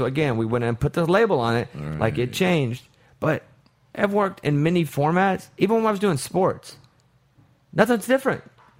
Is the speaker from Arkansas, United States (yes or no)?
yes; Arkansas, United States; Because, listen to me talk. So, I grew up in Arkansas.